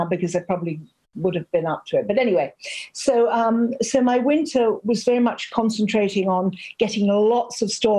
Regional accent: the Irish Midlands, Ireland; now in France; I'm from the Midlands, right in the middle of the country.

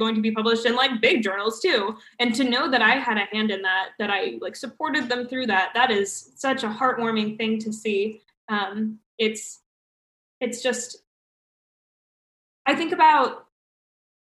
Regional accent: United States; moved away as an adult; now in Canada; me as an American

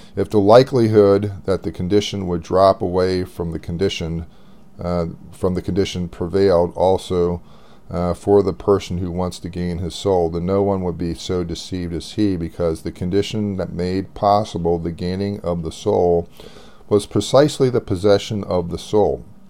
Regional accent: United States; I'm American

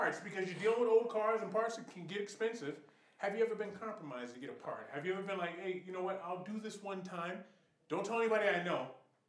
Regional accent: Boston, Massachusetts, United States; I'm from Boston

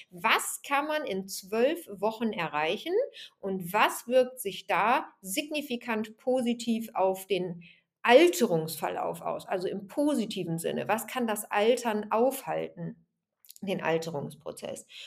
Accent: Remscheid, North Rhine-Westphalia, Germany; also born or lived in Aachen; Also, aufgewachsen bin ich in Remscheid. Also ich komme gar nicht aus dem Sauerland, sondern eher aus dem Bergischen Land. Wobei ich davor sogar in Aachen geboren bin, da kann ich mich aber nicht dran erinnern, weil ich, ähm, als ich drei Jahre alt war, sind meine Eltern nach

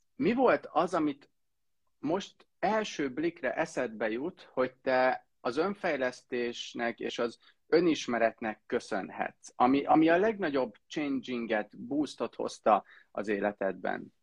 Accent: Heves, Hungary; én meg Heves megyei vagyok

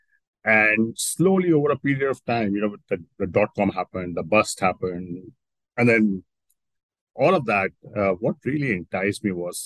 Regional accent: Delhi, India; now in Singapore; I was born and brought up in Delhi, to middle class parents

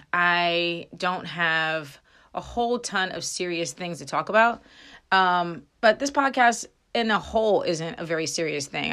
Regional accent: Frederick, Maryland, United States; I grew up in Frederick, Maryland

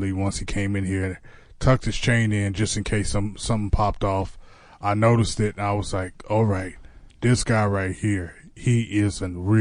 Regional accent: Navasota, Texas, United States; I'm from Navasota, by the way, so I'm outside of Houston

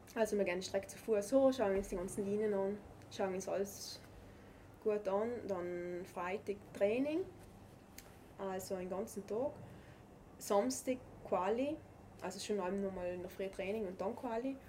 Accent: South Tyrol, Trentino-Alto Adige, Italy; das Skifahren bei uns in Südtirol ist einfach Kultursport

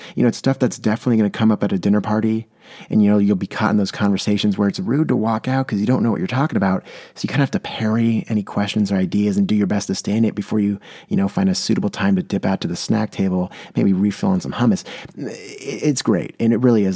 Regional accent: San Diego, California, United States; now in Portland, United States; I come from San Diego, California, where we really had to save water. I live in Portland, Oregon now

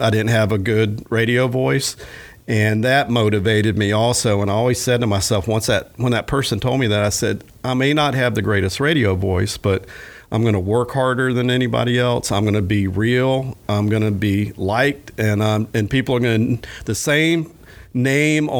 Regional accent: Williston, Florida, United States; my hometown of Williston, where I grew up

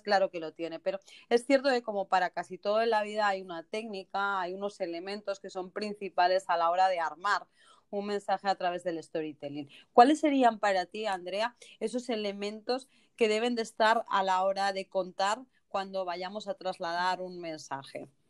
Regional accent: Spain; now in United States; los que somos españoles desde chiquititos, desde pequeños, que llevamos esas zapatillas.

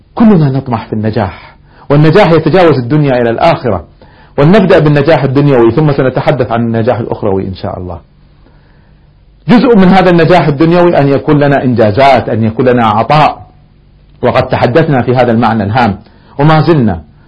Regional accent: Kuwait; احنا عندنا في الكويت ديوانيات

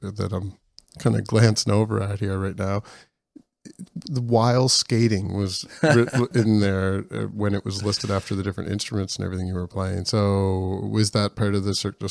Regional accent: Canada; as a Canadian

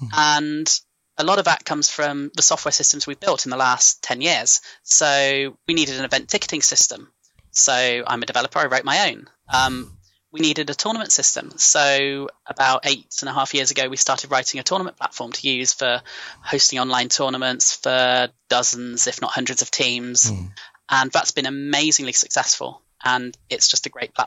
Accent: Gloucestershire, South West England, United Kingdom; And Fastos is in my hometown. I grew up in Gloucestershire. It's where I'm from.

